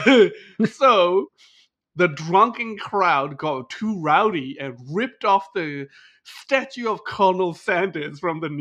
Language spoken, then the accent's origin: English; Australia; now in Japan; I'm Australian